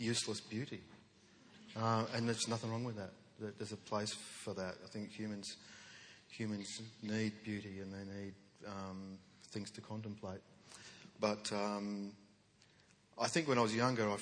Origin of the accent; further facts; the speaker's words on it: Western Australia, Australia; We grew up in a state that was a no account state. You know, we're on the wrong side of the wrong country in the wrong hemisphere